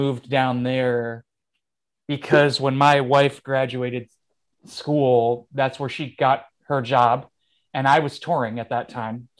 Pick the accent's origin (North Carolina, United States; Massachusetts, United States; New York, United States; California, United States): New York, United States; Rochester; also born or lived in Jersey City; I love being from here.